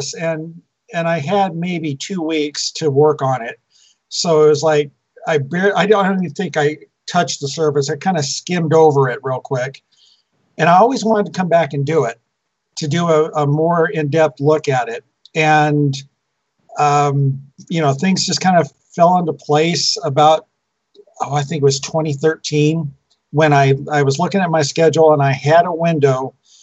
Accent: Turlock, California, United States; Turlock was my hometown. That's where I was born

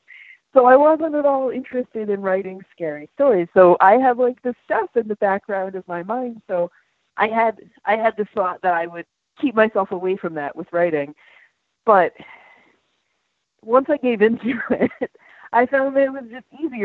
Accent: Willimantic, Connecticut, United States; now in Norwich, United States; I grew up in Willimantic, and then I live in Norwich now

